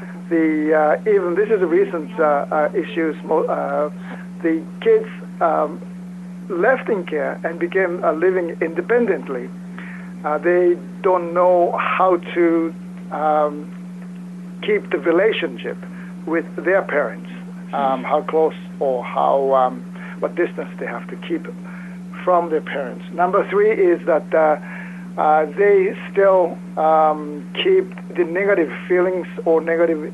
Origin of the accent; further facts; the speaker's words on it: Osaka, Japan; I'm from Osaka, Japan